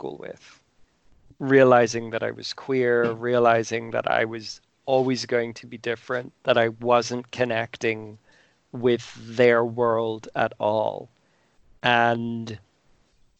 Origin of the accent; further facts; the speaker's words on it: Ireland; I'm Irish. I went to an Irish school.